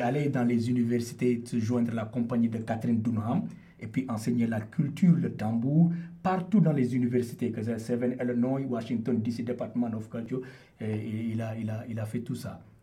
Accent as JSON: {"language": "French", "country": "Senegal", "moved": "as an adult", "lives_now": "Toronto, Canada", "said": "je viens du Sénégal, de l'ouest du continent africain."}